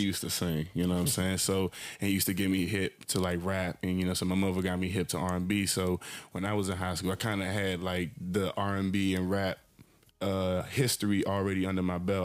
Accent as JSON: {"language": "English", "town": "Landover", "region": "Maryland", "country": "United States", "said": "I'm just from um, from Landover, Maryland. You know, PG County. You know, that's where I'm from."}